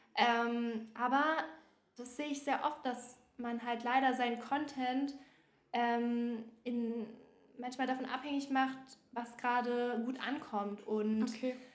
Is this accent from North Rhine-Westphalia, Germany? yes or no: no; Bavaria, Germany; moved away as an adult; now in Berlin, Germany; ich komme halt ursprünglich aus Bayern